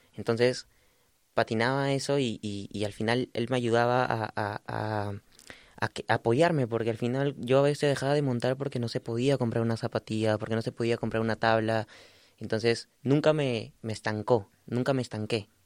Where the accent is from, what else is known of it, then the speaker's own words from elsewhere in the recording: Lima, Peru; also born or lived in Chiclayo, Peru; yo, soy de Chiclayo, del norte de Perú, como eh, a unas horas de Lima. Yo, pero viví casi toda mi infancia también en Lima